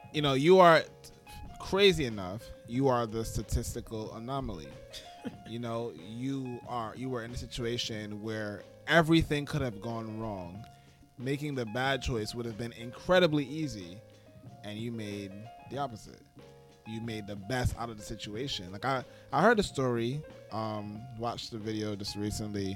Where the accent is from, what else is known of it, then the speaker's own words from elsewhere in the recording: New York City, New York, United States; growing up, I grew up in Flatbush/Canarsie